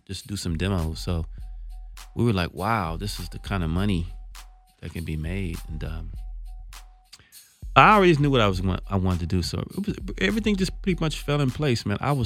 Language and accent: English; California, United States; I'm like from California